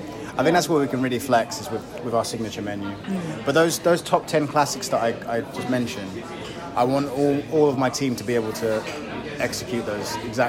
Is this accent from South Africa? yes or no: no; Dagenham, London, United Kingdom; I was born in Dagenham, which is Zone 5, out in the sticks